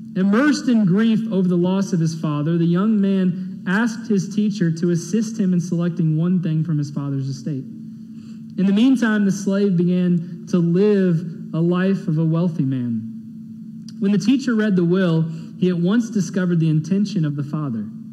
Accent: Texas, United States; to be an American, to be born in this great country

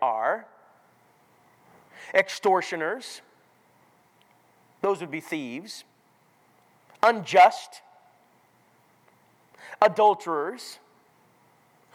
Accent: Minnesota, United States; I grew up in Minnesota

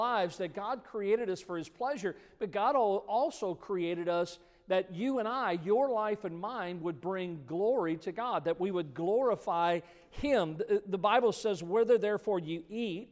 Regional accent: Midwest, United States; I grew up in the Midwest

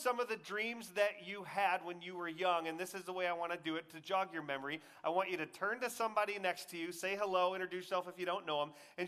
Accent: Texas, United States; I grew up in Texas, so we had the whole Friday Night Lights thing

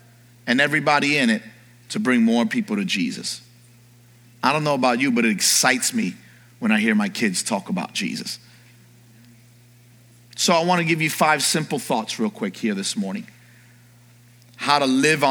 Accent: New York, United States; moved away; I grew up in New York in the early part of my life.

